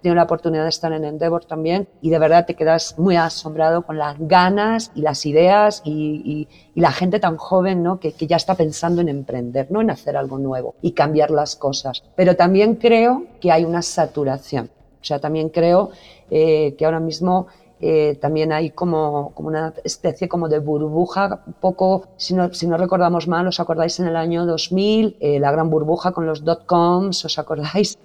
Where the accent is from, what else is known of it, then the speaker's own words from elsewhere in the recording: Spain; accent: Spanish (Spain); moved away as an adult; now in Mexico; No he cambiado mi acento español